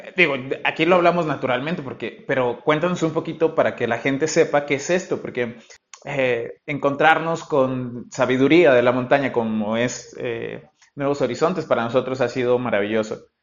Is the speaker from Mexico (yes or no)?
yes; Mexico; nosotros que, venimos de México